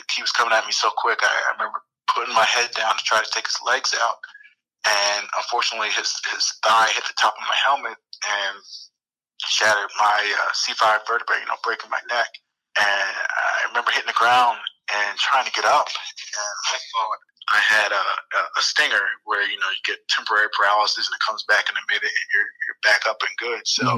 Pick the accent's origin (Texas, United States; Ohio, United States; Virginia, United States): Ohio, United States; Columbus; I was from Columbus, Ohio.